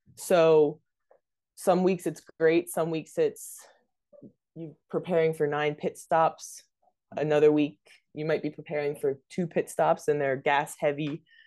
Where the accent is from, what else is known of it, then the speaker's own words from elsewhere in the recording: Delaware, United States; moved away; also born or lived in North Carolina; I'm from Delaware